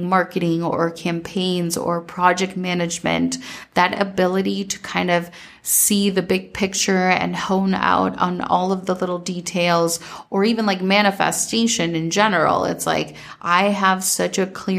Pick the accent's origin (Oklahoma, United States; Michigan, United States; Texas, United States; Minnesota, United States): Minnesota, United States; growing up in Minnesota